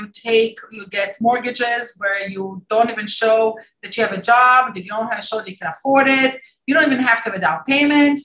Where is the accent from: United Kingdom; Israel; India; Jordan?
Israel; moved away as an adult; also born or lived in Maryland, United States; now in United States; I came from Israel 22 years ago